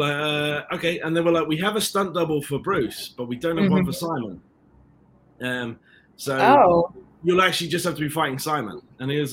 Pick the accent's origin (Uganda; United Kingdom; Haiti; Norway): United Kingdom; London; accent: British; also born or lived in Ireland; I was raised in London